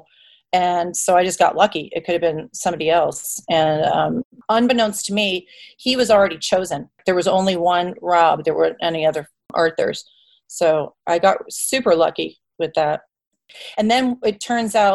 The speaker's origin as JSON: {"language": "English", "country": "United States", "tie": "born or raised there", "also_born_or_lived": "Los Angeles / Chicago", "said": "my parents came over from Ireland, my brothers came over from Ireland, and I'm the only American born"}